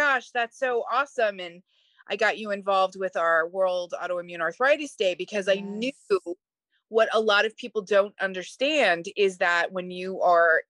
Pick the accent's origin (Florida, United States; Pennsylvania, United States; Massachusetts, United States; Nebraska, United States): Pennsylvania, United States; Philadelphia; I am from Philadelphia